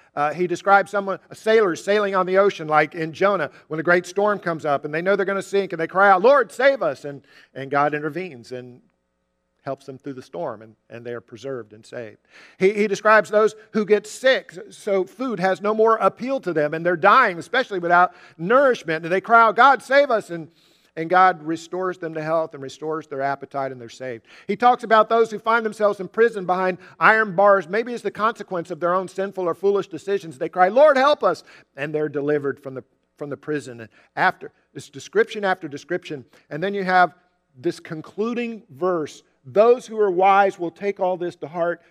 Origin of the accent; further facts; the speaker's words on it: Jacksonville, Florida, United States; We grew up together in Jacksonville.